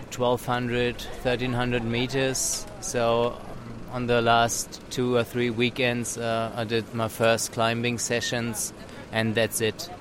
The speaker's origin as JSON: {"language": "English", "country": "Germany", "said": "also from Germany"}